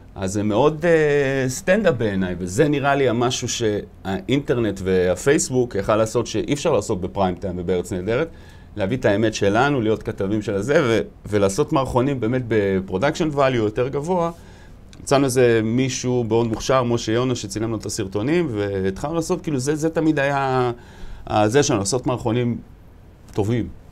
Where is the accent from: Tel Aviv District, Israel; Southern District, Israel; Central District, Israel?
Tel Aviv District, Israel; Bat Yam; גדלתי בבת ים, שזה מקום אה, מאוד מיוחד.